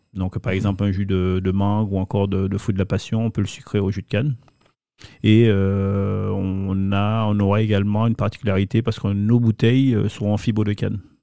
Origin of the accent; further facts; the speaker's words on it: Ducos, Martinique; je suis originaire de Ducos, la Martinique